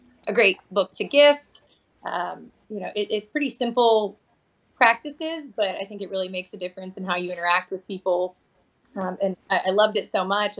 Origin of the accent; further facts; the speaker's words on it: Pittsburgh, Pennsylvania, United States; moved away as an adult; now in Mesa, United States; I'm originally from the Pittsburgh, Pennsylvania area, and I just recently moved to Mesa